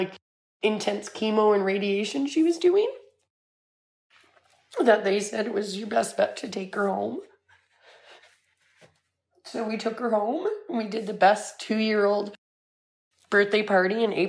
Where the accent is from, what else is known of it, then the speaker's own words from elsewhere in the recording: Salmon Arm, British Columbia, Canada; I'm from Salmon Arm, British Columbia.